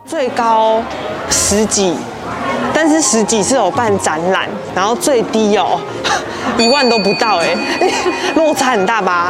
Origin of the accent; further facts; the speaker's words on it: Taichung, Taiwan; now in Taipei, Taiwan; 我又之前在台中，因为我是台中人